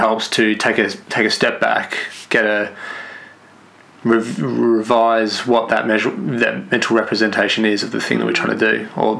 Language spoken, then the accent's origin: English; Clayton, Mount Eliza, Victoria, Australia; also born or lived in Western Australia; I was born in Clayton.